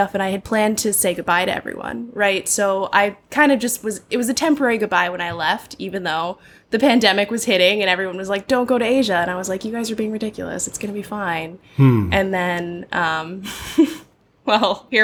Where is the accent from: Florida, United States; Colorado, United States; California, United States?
Florida, United States; Safety Harbor; moved away as an adult; now in Thailand; So I'm originally from Florida, from a small town called Safety Harbor